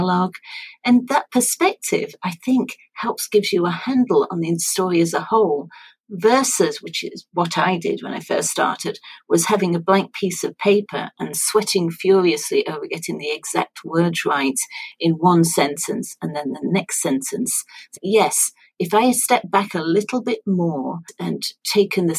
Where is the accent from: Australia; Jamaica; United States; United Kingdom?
United Kingdom; Sheffield, Yorkshire and the Humber; Sheffield in Yorkshire, which is my hometown